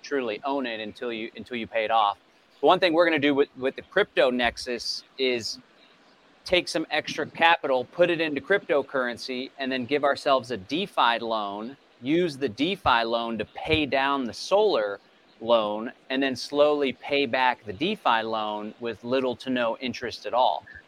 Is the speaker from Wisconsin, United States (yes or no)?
no; Bastrop County, Texas, United States; I hail from Bastrop County, Texas